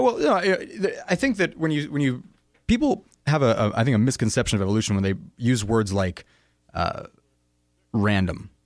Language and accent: English; United States; as a American in the twenty-first century